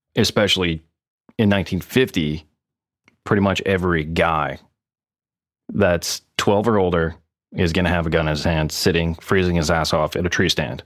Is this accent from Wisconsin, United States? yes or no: yes; Wisconsin Rapids, Wisconsin, United States; growing up in Wisconsin Rapids, I had a best friend from kindergarten through middle school